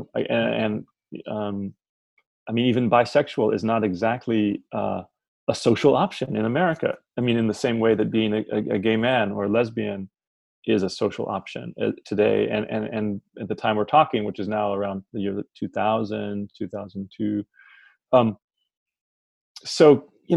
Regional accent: Omaha, Nebraska, United States; moved away as an adult; also born or lived in Cairo, Egypt / Boston; move back to my hometown, to Omaha

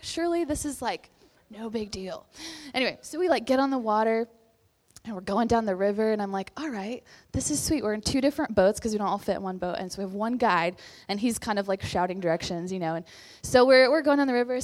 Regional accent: Texas, United States; moved away as an adult; also born or lived in West Virginia; now in Morgantown, United States; I'm from Texas

